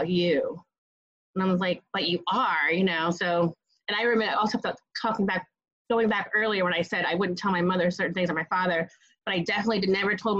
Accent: Hamden, Connecticut, United States; now in New York City, United States; I grew up in Connecticut in a suburb of New Haven, Hamden, Connecticut.

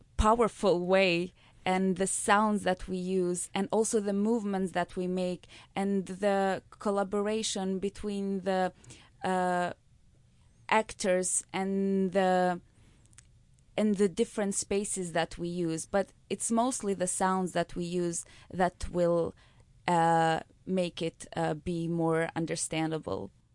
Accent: Kosovo; from Kosovo

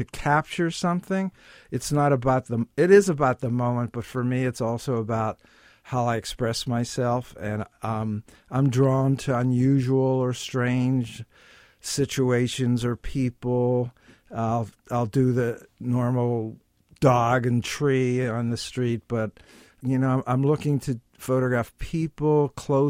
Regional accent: Pittsburgh, Pennsylvania, United States; moved away as an adult; also born or lived in New York City; now in New York, United States; I'm from Pittsburgh, Pennsylvania, and I came to New York to go to Columbia Graduate School of Business

